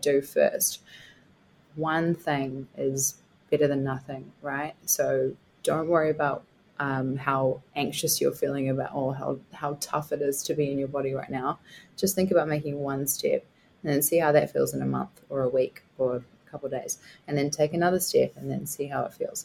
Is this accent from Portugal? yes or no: no; Scotland, United Kingdom; I'm Scottish